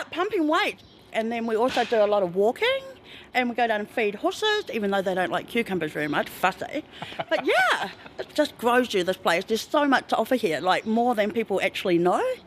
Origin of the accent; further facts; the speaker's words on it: Tauranga, Bay of Plenty, New Zealand; moved away as an adult; now in Christchurch, New Zealand; I'm from Tauranga